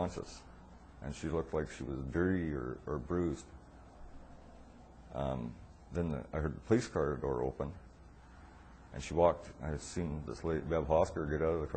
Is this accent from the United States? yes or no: no; Quesnel, British Columbia, Canada; I was born in Quesnel, B.C., where I've lived all my life.